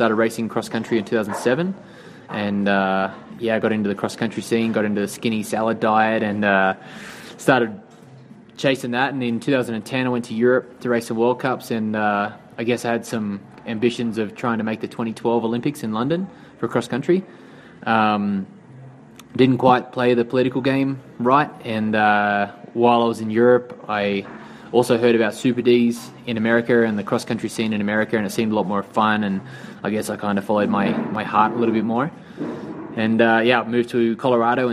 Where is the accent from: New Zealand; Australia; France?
Australia; Wollongong, New South Wales; moved away as an adult; now in Vancouver, Canada; I'm originally from Australia. I currently live in Vancouver, BC. And at the end of 2017, I'm moving back to Australia to my hometown of Wollongong